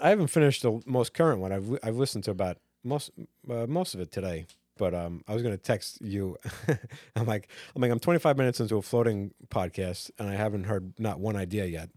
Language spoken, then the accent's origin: English; Long Island, New York, United States; growing up on Long Island